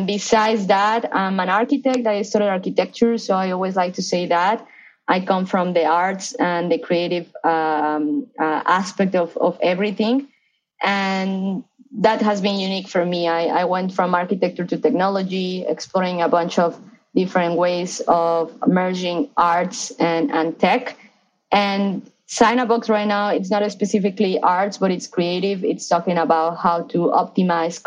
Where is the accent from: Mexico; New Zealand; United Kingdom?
Mexico; Mexico City; moved away as an adult; now in Los Angeles, United States; I grew up in Mexico City. So I'm Mexican right now. I'm living